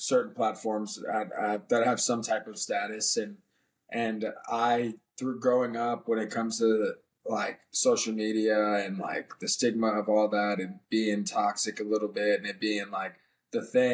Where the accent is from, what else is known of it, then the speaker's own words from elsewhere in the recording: DC, Maryland area, Northern Virginia, United States; I'm from Northern Virginia, DC, Maryland area